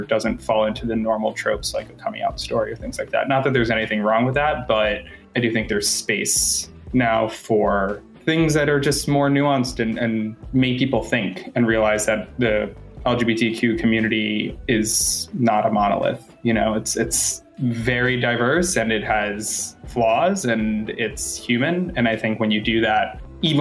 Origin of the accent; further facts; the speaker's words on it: Boston, Massachusetts, United States; moved away as an adult; now in Los Angeles, United States; Originally, I'm from Boston, but I've lived in LA for almost 6 years